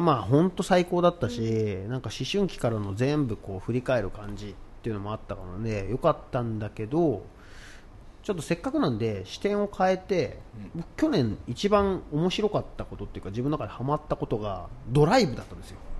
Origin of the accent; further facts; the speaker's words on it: Tokyo, Japan; ずっと東京で子供の頃から暮らしてきて